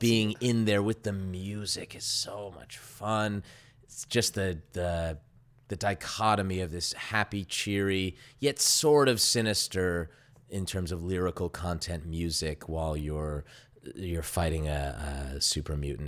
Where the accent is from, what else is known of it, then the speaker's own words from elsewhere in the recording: Las Vegas, Nevada, United States; I grew up in Las Vegas